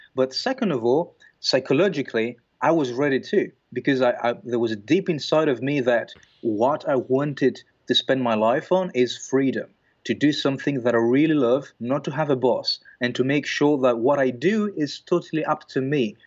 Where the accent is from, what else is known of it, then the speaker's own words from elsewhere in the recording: Greece; moved away as an adult; also born or lived in Belgium; I'm, I'm originally from Greece. And then I moved to Belgium at the age of twenty-two.